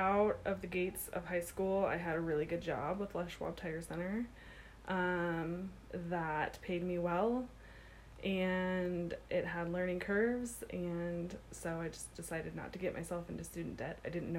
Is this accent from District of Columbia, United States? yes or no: yes; Washington, District of Columbia, United States; born there; also born or lived in Virginia; My dad was in the military when I was born, so we lived over on the East Coast in Virginia. I was born in Washington, D.C. at the Walter Reed Army M